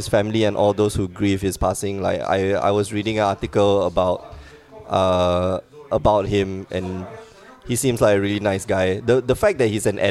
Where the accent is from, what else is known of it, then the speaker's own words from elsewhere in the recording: Singapore; moved away; I'm from Singapore, which is not part of China